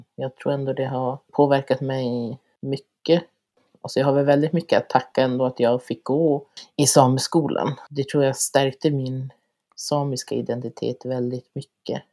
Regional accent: Lannavaara, Norrbotten County, Sweden; also born or lived in Kiruna / Karesuando; jag är född och uppvuxen här i Lannavaara där jag har gått eh, sameskola

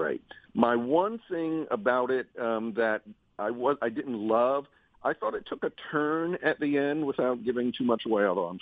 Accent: Washington, District of Columbia, United States; Mornings every day in my hometown

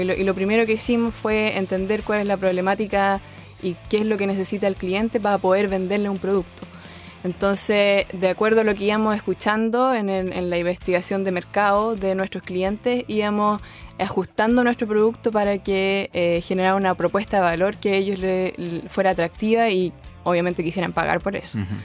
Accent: Concepción, Biobío, Chile; nací y estudié en Concepción

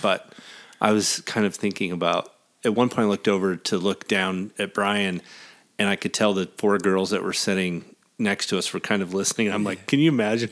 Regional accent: American Falls, Idaho, United States; moved away as an adult; also born or lived in Jackson Hole, Wyoming / Arizona; We're still in Idaho, my hometown

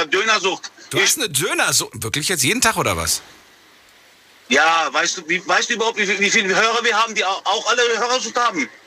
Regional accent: Frankfurt, Hesse, Germany; ich lebe schon seit 38 Jahren in Frankfurt.

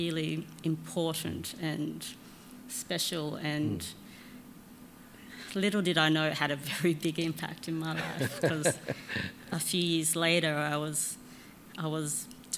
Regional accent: Sydney, New South Wales, Australia; I'm from Sydney

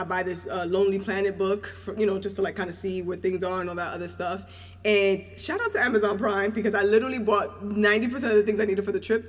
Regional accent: New York, United States; I'm from New York, but my family's from the Caribbean.

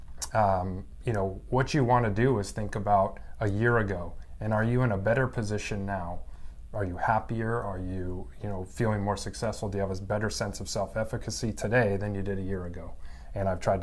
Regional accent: Evergreen, Colorado, United States; moved away as an adult; also born or lived in Southern California / Denver, Colorado; now in Tacoma, United States; I grew up in a mountain town west of Denver, Evergreen, Colorado

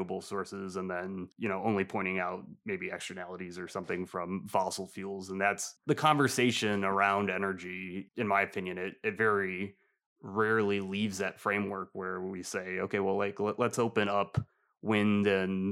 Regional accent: Michigan, United States; I'm from Michigan

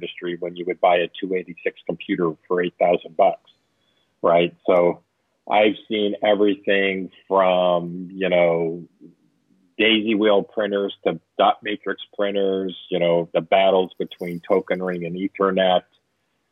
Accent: Orange County, Southern California, United States; I was born in Northern California, but I grew up in Southern California. My father was an aerospace engineer. And so I grew up in Orange County

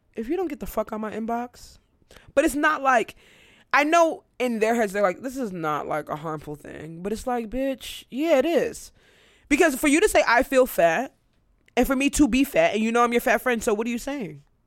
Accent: United States; America is what I know. I'm American.

